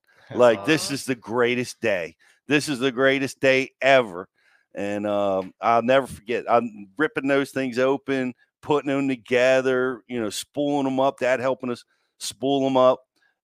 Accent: Maryland, United States; We had a split level house where I grew up in Maryland, right on the banks of the Potomac.

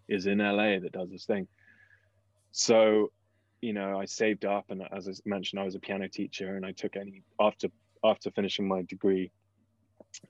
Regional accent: England, United Kingdom; moved away as an adult; when you come from England, where at the time it was pretty cheap to go to undergrad

